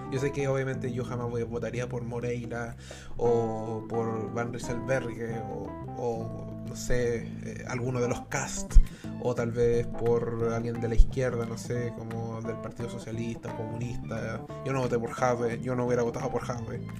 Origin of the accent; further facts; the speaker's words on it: Chile; todos somos chilenos al fin y al cabo cuando nos vamos a dormir.